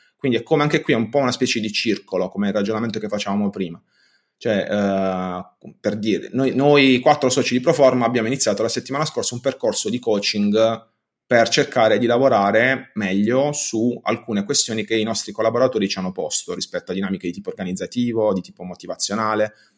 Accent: Bari, Apulia, Italy; sono di Bari

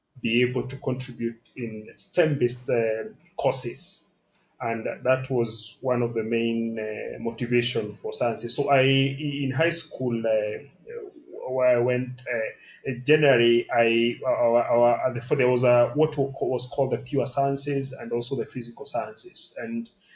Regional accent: Kijabe, Kiambu County, Kenya; I was brought up in Kijabi

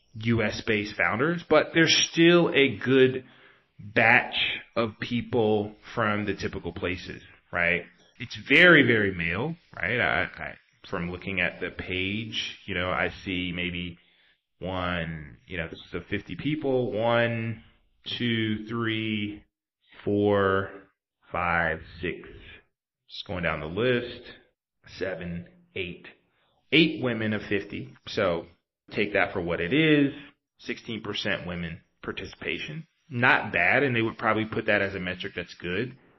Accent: the South, United States; also born or lived in East Coast; now in San Francisco, United States; I'm from the South

